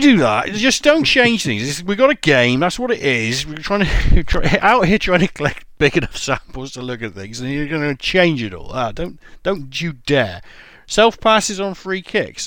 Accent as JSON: {"language": "English", "region": "England", "country": "United Kingdom", "said": "I'm English"}